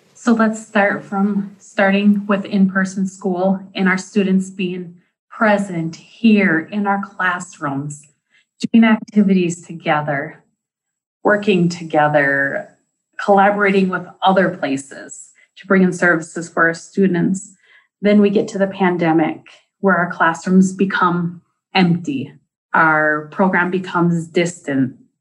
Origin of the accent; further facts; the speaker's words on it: Deer River, Minnesota, United States; I am from Deer River, Minnesota, and I work for the Indian Education Programming as the program coordinator.